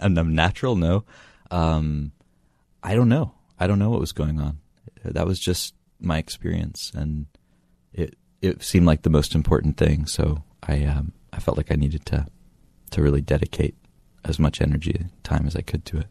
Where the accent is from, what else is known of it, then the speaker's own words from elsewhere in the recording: near Asheville, Western North Carolina, United States; I grew up in North Carolina, in Western North Carolina, near Asheville